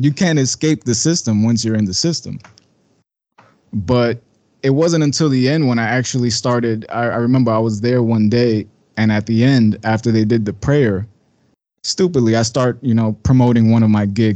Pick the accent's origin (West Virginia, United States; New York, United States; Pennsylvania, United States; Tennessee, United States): New York, United States; New York City; I'm from Bushwick, Brooklyn, born and raised